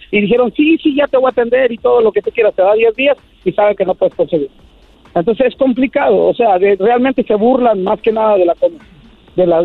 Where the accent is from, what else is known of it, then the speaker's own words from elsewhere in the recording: Michoacán, Mexico; soy de Michoacán